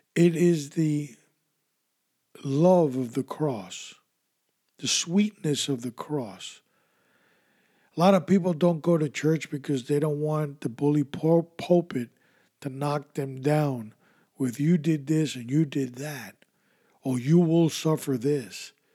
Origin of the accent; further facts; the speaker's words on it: New York, United States; as a kid growing up in New York, in the 70s